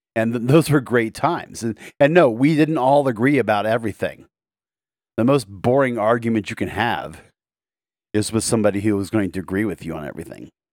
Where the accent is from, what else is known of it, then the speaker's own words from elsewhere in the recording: United States; my country, America